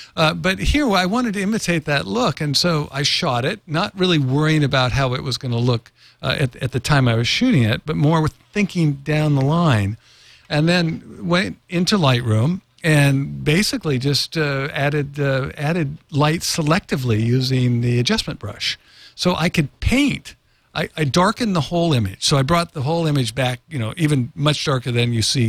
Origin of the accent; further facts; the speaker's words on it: Norway; also born or lived in San Francisco, United States; My father's from Norway, and I was born in San Francisco.